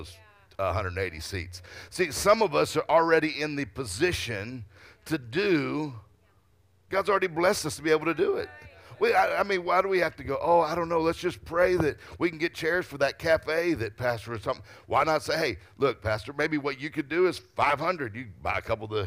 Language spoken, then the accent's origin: English; Mississippi, United States; I'm from Mississippi